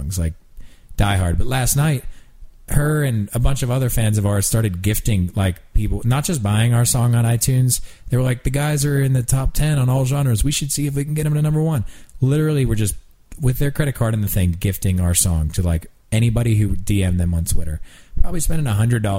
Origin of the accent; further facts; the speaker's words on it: Pennsylvania, United States; moved away as an adult; now in Nashville, United States; where I grew up in Pennsylvania, or where we live now in Nashville